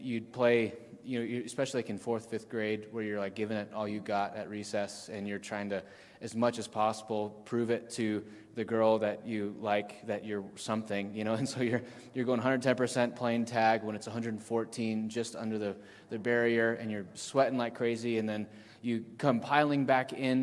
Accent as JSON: {"language": "English", "area": "the Valley", "region": "Arizona", "country": "United States", "tie": "born or raised there", "said": "I grew up in the Valley"}